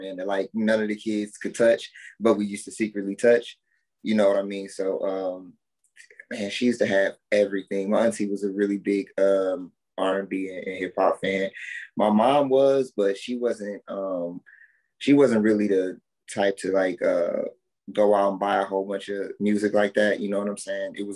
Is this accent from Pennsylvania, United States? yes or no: no; Milwaukee, Wisconsin, United States; born or raised there; moved away as an adult